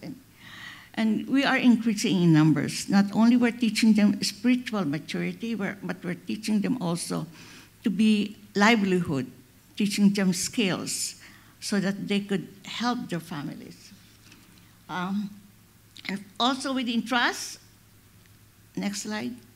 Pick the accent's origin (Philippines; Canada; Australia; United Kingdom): Philippines; I'm a Filipina